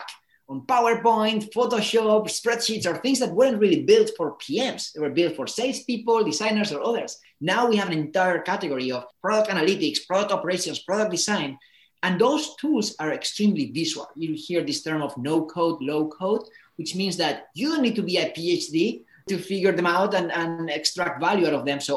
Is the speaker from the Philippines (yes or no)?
no; Spain; moved away as an adult; also born or lived in United States; I come from Spain. I decided to go to the States to study